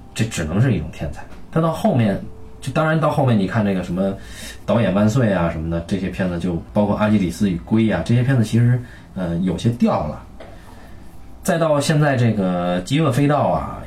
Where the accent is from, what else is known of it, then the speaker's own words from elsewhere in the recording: China; 我们中国人